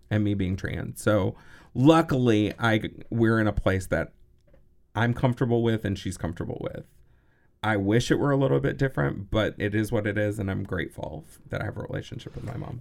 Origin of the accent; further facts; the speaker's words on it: Texas, United States; also born or lived in Los Angeles, United States; now in Madison, United States; growing up in Texas in the seventies